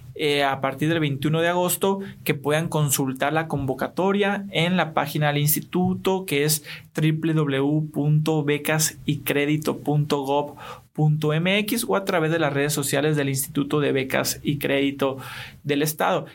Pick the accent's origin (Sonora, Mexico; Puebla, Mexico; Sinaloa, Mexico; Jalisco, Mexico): Sonora, Mexico; Hermosillo; also born or lived in Buenos Aires; aquí, de Hermosillo, Sonora, orgullosamente